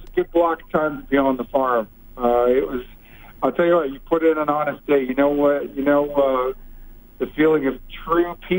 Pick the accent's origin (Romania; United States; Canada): Canada; BC interior, British Columbia; also born or lived in Vancouver / Leduc, Alberta; raised most of my life in Vancouver, or actually I should say around the BC interior.